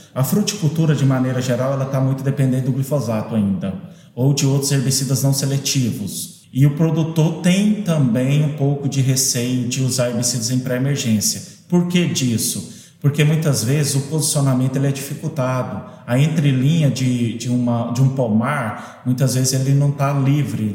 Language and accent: Portuguese; Minas Gerais, Brazil; moved away as an adult; now in Mossoró, Brazil; eu sou mineiro, me tenho uma formação toda na, no curso de agronomia e na pós-graduação em Minas Gerais, e fui parar lá nesse cantinho do Brasil